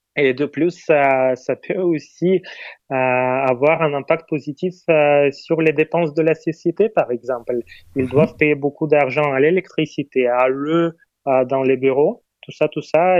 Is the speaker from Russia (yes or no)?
yes; Moscow, Russia; moi, je suis né et élevé à Moscou